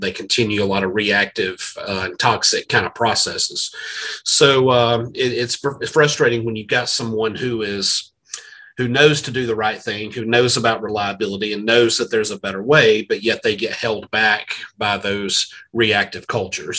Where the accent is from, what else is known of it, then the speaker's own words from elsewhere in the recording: South Carolina, United States; I'm from South Carolina